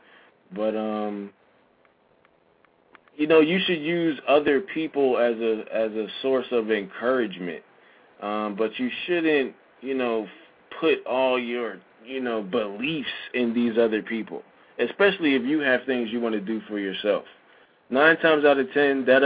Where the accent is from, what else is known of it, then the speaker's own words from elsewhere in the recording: United States; also born or lived in Shanghai, China; being an American, knowing the language, having lived there